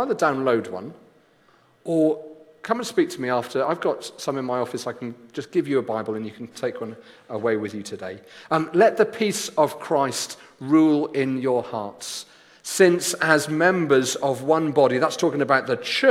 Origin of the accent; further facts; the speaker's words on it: Wales, United Kingdom; I did my GCSEs as the Welsh Joint Education Committee, the exam board that we were under